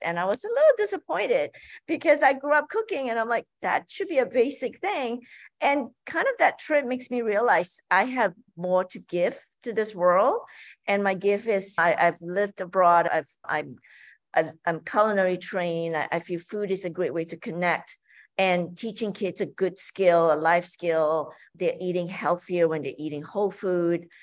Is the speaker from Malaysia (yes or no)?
yes; Malaysia; moved away; growing up in Malaysia, my mom would make us every Sunday, you know, cook together as a family